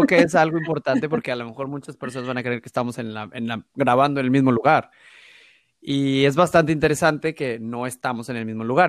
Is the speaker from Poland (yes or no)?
no; Ciudad Mante, Tamaulipas, Mexico; also born or lived in Monterrey / Tampico; nací en la ciudad de Monterrey, pero básicamente pues llegué a los ocho años a Ciudad Mante, entonces yo cuando me preguntan de dónde soy, es nací en Monterrey, pero mi vida es, ha estado siempre en Tamaulipas, más particularmente en Mante y Tampico